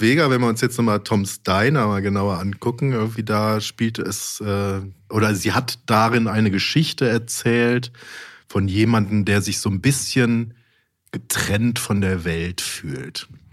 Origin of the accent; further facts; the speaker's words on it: Mönchengladbach, North Rhine-Westphalia, Germany; in Mönchengladbach, da wo ich herkomme